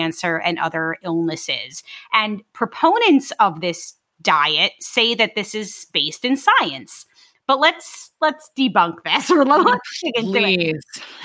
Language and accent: English; New York City, New York, United States; I'm from Brooklyn.